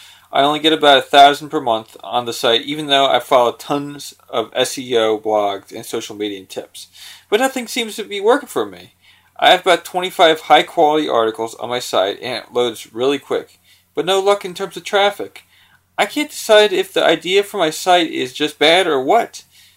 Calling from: Doylestown, Pennsylvania, United States; Hi, Jim. I'm … from Doylestown, Pennsylvania.

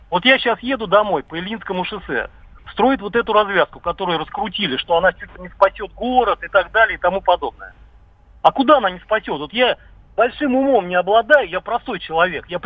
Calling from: Krasnogorsk, Moscow Oblast, Russia; Да, я из Красногорска, да.

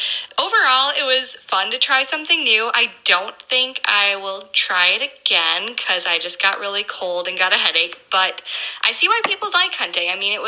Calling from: Madison, Wisconsin, United States; I'm from the Madison, Wisconsin area.

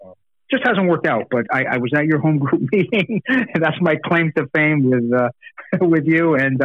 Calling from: New Haven, Connecticut, United States; So I'm calling in from New Haven, Connecticut. I'm quite a distance from you guys.

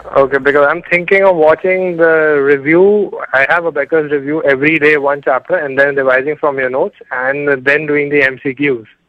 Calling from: India; I'm calling from India.

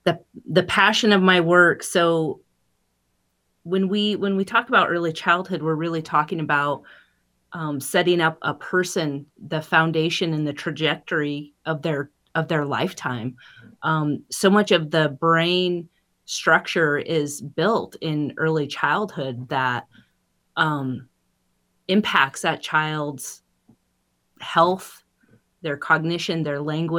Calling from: Pablo, Montana, United States; I'm joining you from Pablo, Montana, on the great lands of the Salish and Kootenai people and Kalispell.

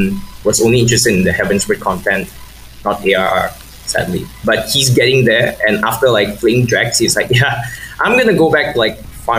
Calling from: Malaysia; I'm calling from Malaysia

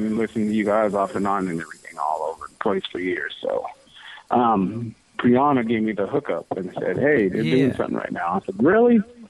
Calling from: California, United States; Southern California.

